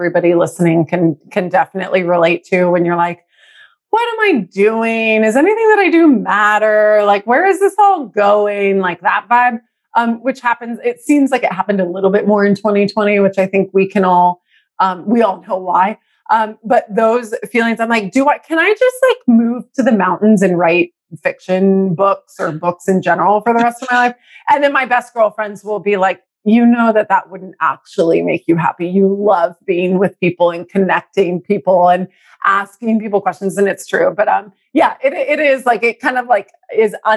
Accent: Texas, United States; now in San Francisco, United States; I'm in San Francisco. But I was raised in Texas

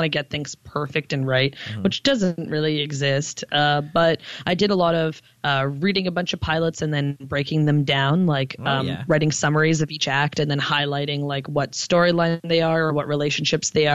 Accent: Toronto, Ontario, Canada; also born or lived in Montreal; even though I'm from Toronto, I kind of came up in Montreal because that's where I was doing a lot of my comedy. When I moved back to Toronto

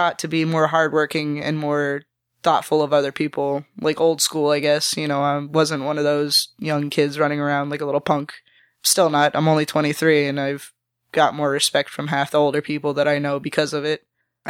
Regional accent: Cape Coral, Florida, United States; also born or lived in North Fort Myers; But I was born in Cape Coma, right down the street on Del Prado. Haven't lived anywhere else. I lived in North Fort Myers for about a year. It was weird. Lived here all my life.

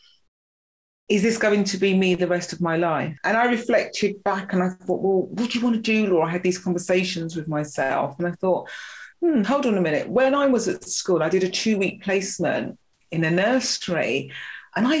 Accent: London, United Kingdom; little girl growing up in Notting Hill, stones throw away from Grenfell

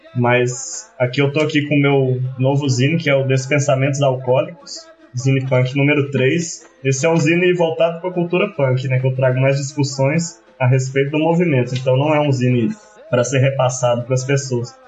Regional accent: Cerrado, Brazil; pelo cerrado onde me criei, onde meu pai me apresentou frutos

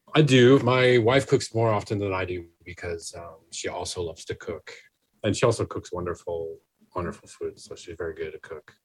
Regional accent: Maine, United States; now in New York, United States; I'm from Maine originally

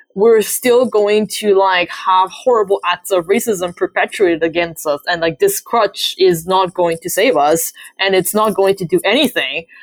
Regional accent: Canada; I'm Canadian

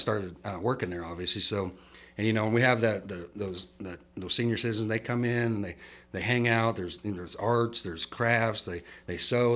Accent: Midwest, United States; moved away as an adult; now in San Angelo, United States; I was from the Midwest

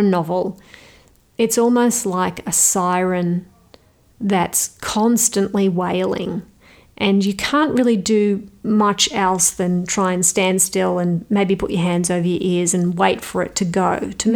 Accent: Australia; moved away; an Australian author

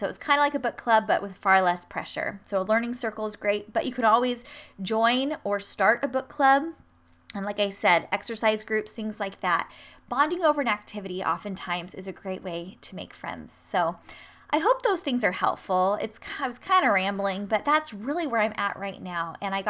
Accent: San Diego, California, United States; also born or lived in Michigan; So a couple years ago when I moved back to San Diego from Michigan, I didn't really have that many friends, even though I'm from there

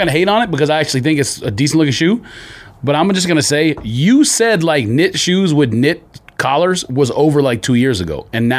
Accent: Southwest, United States; because we're from the Southwest.

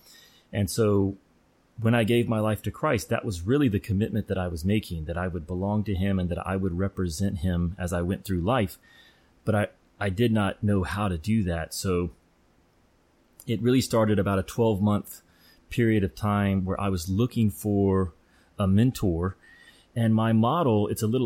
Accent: the Bible Belt, United States; I grew up in the Bible Belt

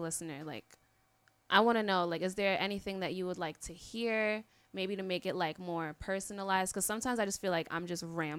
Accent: New York City, New York, United States; moved away as an adult; also born or lived in Long Island, New York; now in Tampa, United States; I'm from New York. Word. So I moved down here when I was 18 for college, and then I just ended up staying here.

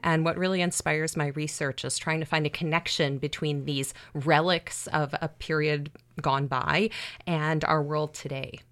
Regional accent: outside of Chicago, Illinois, United States; a 16 year old high school girl yeah. growing up outside of Chicago

